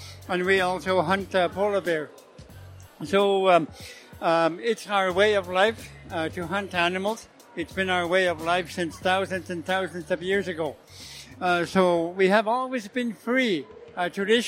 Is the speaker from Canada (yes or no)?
yes; Nunavut, Canada; I come from the Arctic Canada in a place called Nunavut.